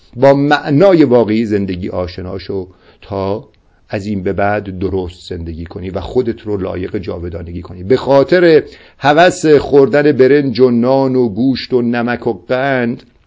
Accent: Iran; ما افتخار اینو داریم که با زبان فارسی اشعار سعدی اشعار حافظ و اشعار مولوی را درک میکنیم

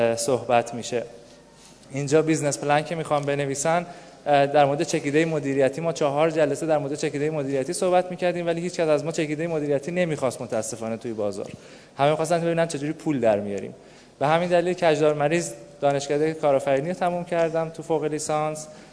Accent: Kashan, Isfahan, Iran; متولد یک دوازده شست و دو اهل کاشانم

